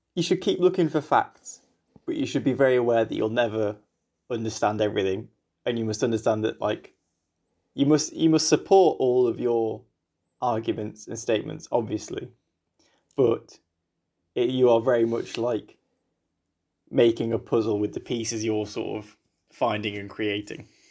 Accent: England, United Kingdom; I'm from England

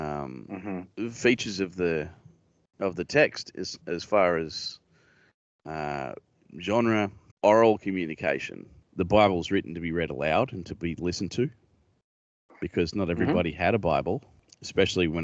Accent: Australia; accent: Australian; I'm Australian

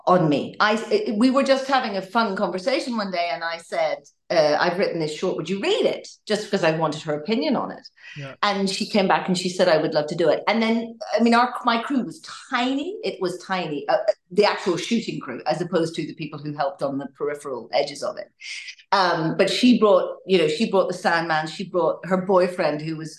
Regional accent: Northern Ireland, United Kingdom; also born or lived in Canada; I'm Northern Irish, grew up in Ireland, but I've spent a little bit of time in Canada

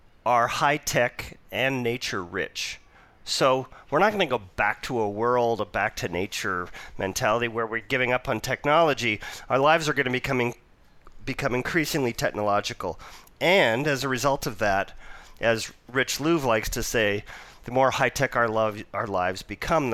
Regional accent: Vancouver, British Columbia, Canada; moved away; also born or lived in Toronto / Ontario / New York / Utah; I was born and raised in Vancouver, and I returned back here 9 months ago, but I've been away for almost 3 decades.

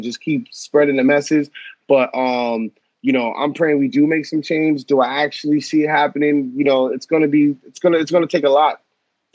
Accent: Long Island, New York, United States; also born or lived in Norwalk, Connecticut / Brooklyn, New York; I grew up on Long Island

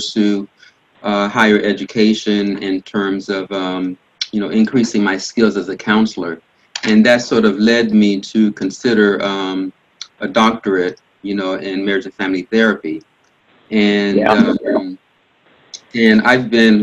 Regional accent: Miami, Florida, United States; moved away; also born or lived in Port-au-Prince, Haiti; Grew up in Miami, and from a pretty large family

